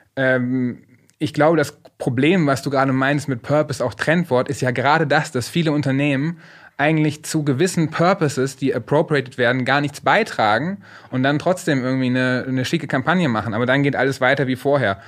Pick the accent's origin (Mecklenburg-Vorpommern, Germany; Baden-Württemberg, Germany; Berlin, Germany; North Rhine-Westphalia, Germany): North Rhine-Westphalia, Germany; Paderborn-Detmold; Die Sparkasse Paderborn Detmold, wo ich aufgewachsen bin